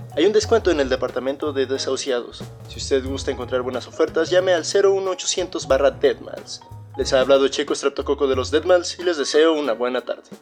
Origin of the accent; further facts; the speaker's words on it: Ixmiquilpan, Hidalgo, Mexico; Somos una banda de Exmiquilpan Hidalgo, nos conocimos cuando éramos niños en los Boy Scouts